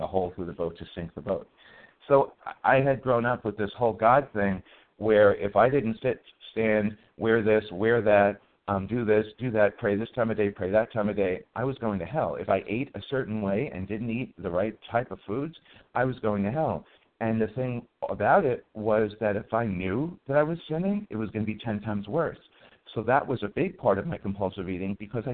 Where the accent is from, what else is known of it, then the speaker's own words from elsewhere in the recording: New York City, New York, United States; I was a non-religious, fat, white, and Jewish kid growing up in the Bronx Projects